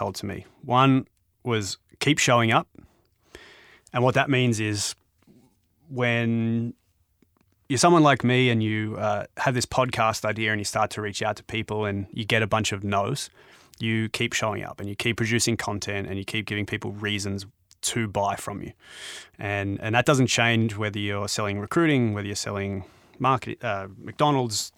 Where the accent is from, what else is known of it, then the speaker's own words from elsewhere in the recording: Australia; I'm an Australian